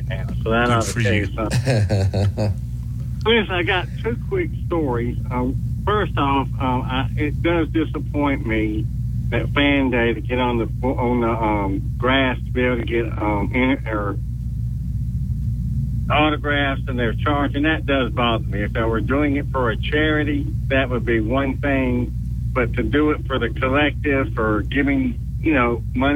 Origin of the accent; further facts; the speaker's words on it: Birmingham, Alabama, United States; I'm from Birmingham and the Alabama gang